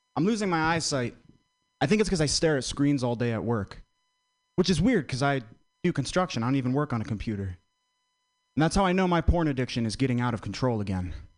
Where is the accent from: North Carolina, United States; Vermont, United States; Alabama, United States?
Vermont, United States; I'm from Vermont very white state